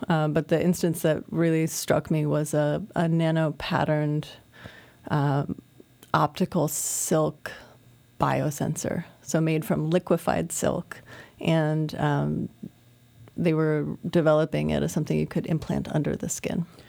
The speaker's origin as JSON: {"language": "English", "region": "Iowa", "country": "United States", "tie": "born or raised there", "moved": "yes", "lives_now": "Brooklyn, United States", "said": "as a kid growing up in Iowa"}